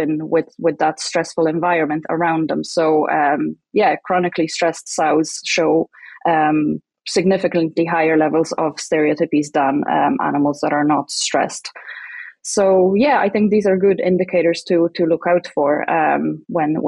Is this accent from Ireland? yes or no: yes; Ireland; moved away as an adult; now in Saskatchewan, Canada; I'm from Ireland